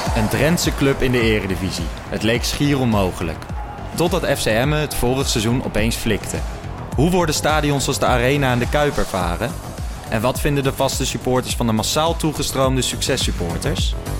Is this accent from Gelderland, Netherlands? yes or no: yes; Apeldoorn, Gelderland, Netherlands; Ik werd geboren in Apeldoorn